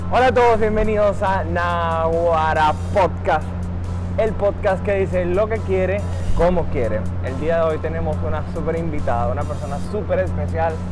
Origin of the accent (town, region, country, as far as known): Caracas, Capital District, Venezuela; moved away as an adult; now in Santo Domingo, Dominican Republic